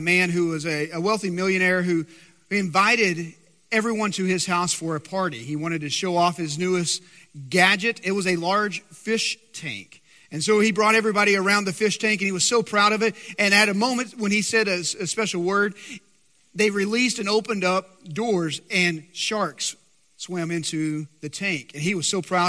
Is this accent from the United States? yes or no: yes; West Texas, United States; I'm from West Texas, so I can proudly say my great-grandmother was baptized in a cattle trough.